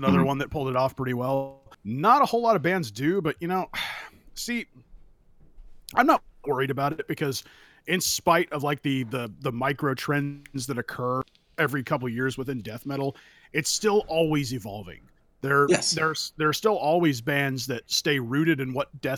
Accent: California, United States; I grew up in California.

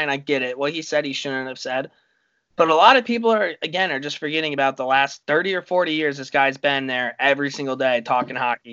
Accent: United States; we're from the United States

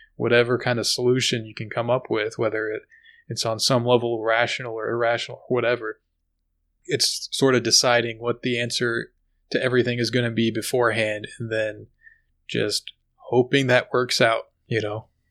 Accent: United States

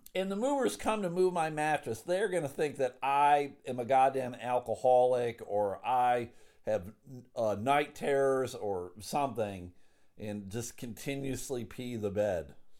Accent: United States; I'm an American

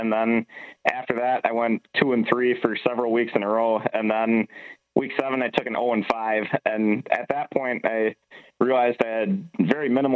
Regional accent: Wisconsin, United States; now in Minnesota, United States; I grew up in Wisconsin, so I'm a Packer fan

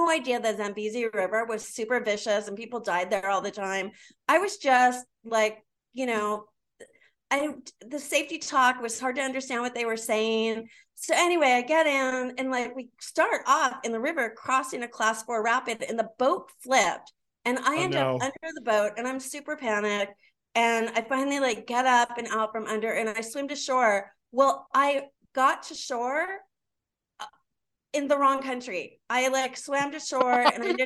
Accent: San Diego, California, United States; I grew up here in San Diego, and I still don't speak Spanish

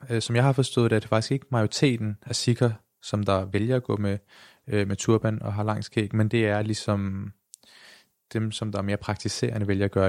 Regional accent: Denmark; født og opvokset i Danmark.

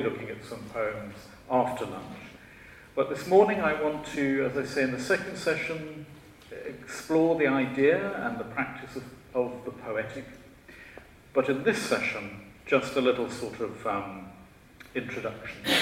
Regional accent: Shropshire, West Midlands, United Kingdom; I was born in Shropshire. I'm a Shropshire lad.

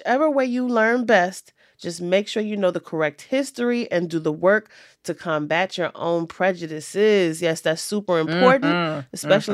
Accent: Richmond, Virginia, United States; my hometown of Richmond, Virginia

